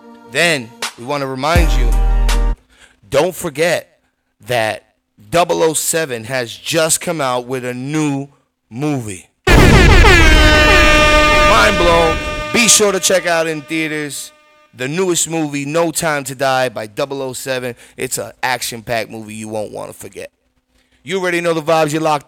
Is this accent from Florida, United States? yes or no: yes; Tampa, Florida, United States; also born or lived in New York City; I got to give a shout out to my hometown right now, Tampa. Ayo, Tampa, what up? I got to go ahead and shout out my hometown, my birth city, New York City.